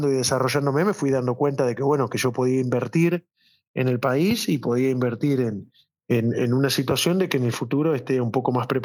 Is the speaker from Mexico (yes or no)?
no; Gálvez, Santa Fe, Argentina; born there; yo nací en Galvez, soy hijo de un trabajador de toda la vida desde Sancor